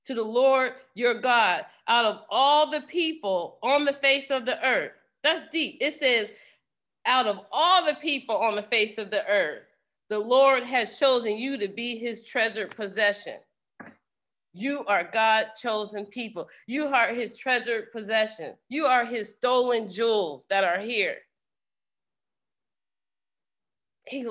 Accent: Pennsylvania, United States; I'm from Pennsylvania

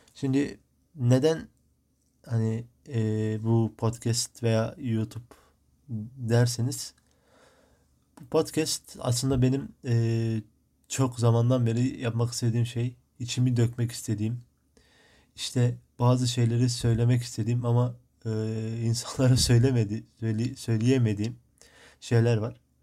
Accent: Midyat, Mardin, Turkey; now in Marmaris, Turkey; Mardin Midyat, Mardin'in Midyat ilçesinde doğdum. Şu an Muğla'nın Marmaris ilçesinde, e, yaşıyorum.

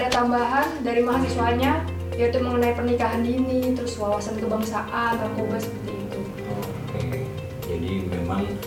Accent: East Java, Indonesia; Siap asli Jawa Timur.

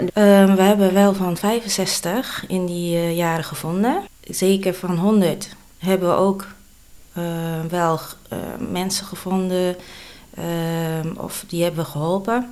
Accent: Sliedrecht, South Holland, Netherlands; also born or lived in Bogor, Indonesia; Ik ben geboren in Indonesië, in Bogor. En toen ik 2,5 jaar was, ben ik geadopteerd naar Nederland. En ik ben opgegroeid in Sliedrecht.

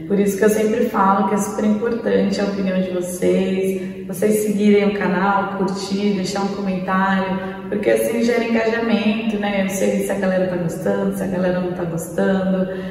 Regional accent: Santos, São Paulo, Brazil; Santos, né, pessoal? Nasci, cresci aqui, então meu pai é santista

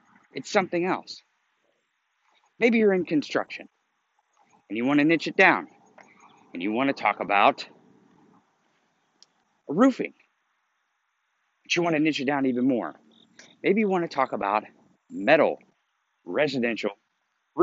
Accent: Missouri, United States; I grew up in Missouri

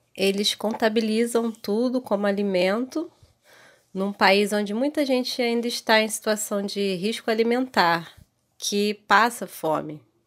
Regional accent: Rio de Janeiro, Brazil; sou do Rio de Janeiro

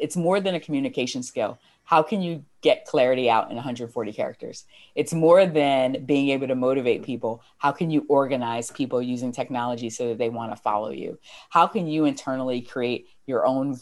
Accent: United States; I'm American

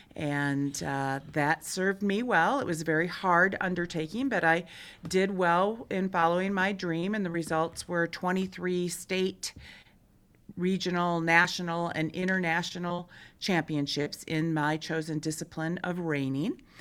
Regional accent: Michigan, United States; moved away as an adult; now in Montana, United States; I'm originally from Michigan, I came to Montana in nineteen ninety-one on a working vacation

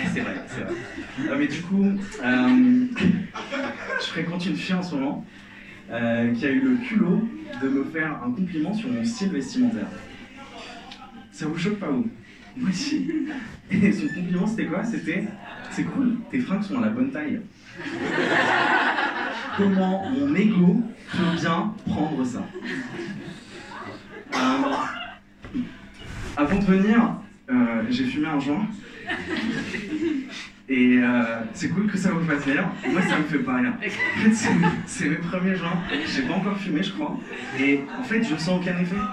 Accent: Algeria; Moi, je suis algérien, et euh, quand je dis que je suis algérien, la première question qu'on me pose, c'est

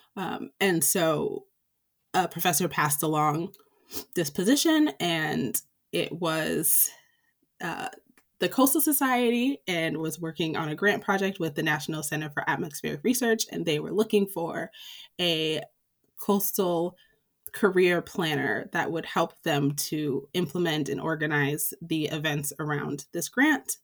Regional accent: Springfield, Massachusetts, United States; moved away as an adult; also born or lived in Philadelphia; I grew up in Springfield, Massachusetts, uh, which is the western part of the state along the Connecticut River.

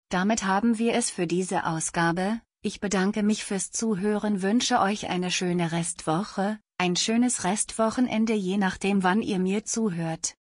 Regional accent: Zirndorf, Bavaria, Germany; So war es in meiner Heimatstadt Zirndorf in den 80er Jahren üblich, wenn man Stoffe und Kurzwaren wollte zu einem Geschäft namens der Stoffladen zu gehen.

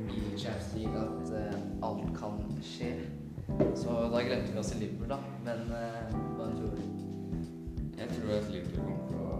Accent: Norway; jeg er norsk.

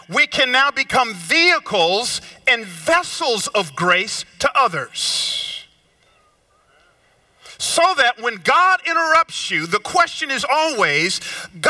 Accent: Georgia, United States; moved away; also born or lived in Memphis; I grew up down south in Georgia

